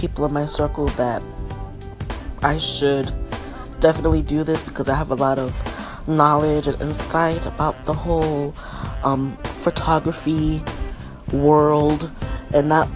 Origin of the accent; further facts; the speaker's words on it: New York City, New York, United States; moved away; also born or lived in Florida; Born and raised in Brooklyn, New York. Well, I'll say partly raised, because I was also partly raised in Florida